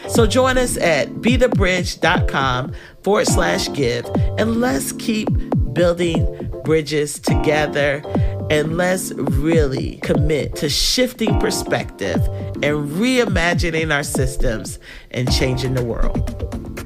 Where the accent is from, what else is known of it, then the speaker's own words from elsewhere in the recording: North Carolina, United States; moved away; also born or lived in Texas; I grew up in North Carolina